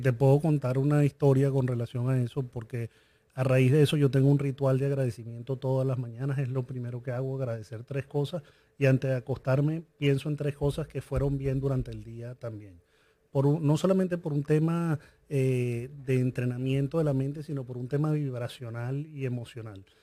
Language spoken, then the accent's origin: Spanish; Venezuela; yo crecí en Venezuela